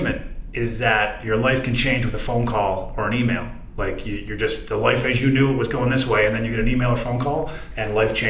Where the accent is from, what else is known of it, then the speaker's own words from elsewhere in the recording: Corner Brook, Newfoundland and Labrador, Canada; moved away; I was doing a segment in my hometown, ironically, for Amazing Race Canada